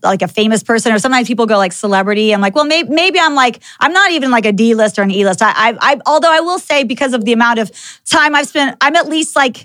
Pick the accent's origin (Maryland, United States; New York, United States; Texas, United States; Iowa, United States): Texas, United States; moved away as an adult; also born or lived in California; I actually grew up in Texas. I'm a Texan